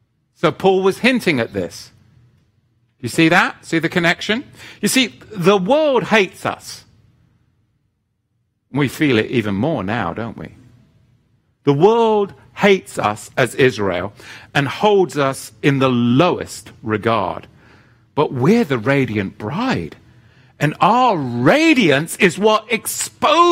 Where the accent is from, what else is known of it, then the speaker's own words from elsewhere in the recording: England, United Kingdom; moved away; my home country in England